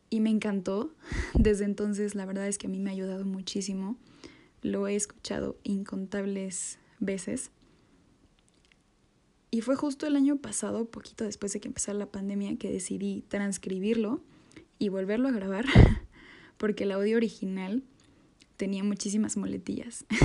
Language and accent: Spanish; Mexico; como buenos mexicanos con mi salsa favorita